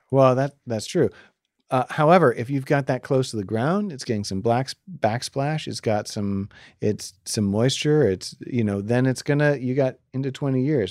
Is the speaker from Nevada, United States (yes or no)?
no; Maine, United States; We're from Maine